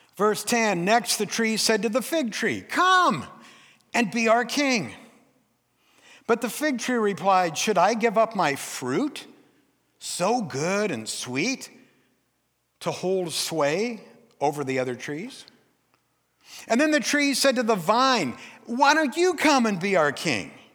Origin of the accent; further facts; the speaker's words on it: Forks, Washington, United States; I'm from Forks. My dad was a logger